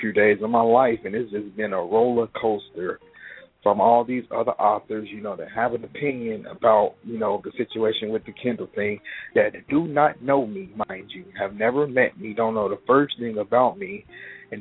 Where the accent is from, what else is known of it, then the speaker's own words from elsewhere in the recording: Chicago, Illinois, United States; I'm from Chicago, born and raised. Pretty much grew up here